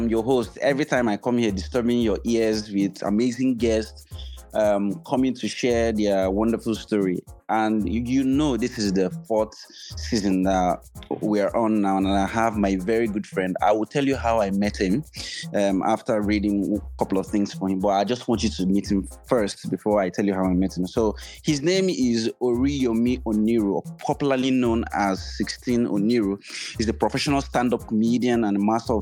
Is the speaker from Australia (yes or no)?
no; Nigeria; moved away; My home country, I'm telling my people